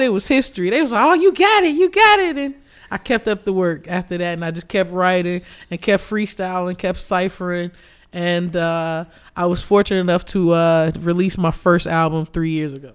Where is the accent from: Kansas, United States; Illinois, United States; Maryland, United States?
Illinois, United States; Chicago; Chicago. I was born and raised in Hyde Park